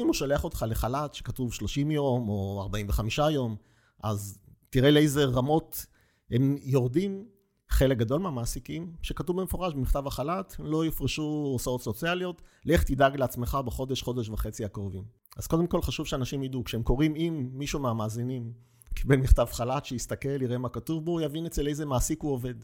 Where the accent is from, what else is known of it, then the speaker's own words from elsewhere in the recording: Petah Tikva, Central District, Israel; אני מגיע מפתח תקווה